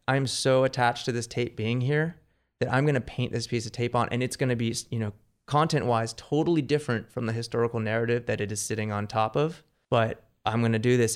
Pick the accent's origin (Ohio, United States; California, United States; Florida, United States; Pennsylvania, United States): California, United States; Marina del Rey; also born or lived in New York; I grew up in Marina del Rey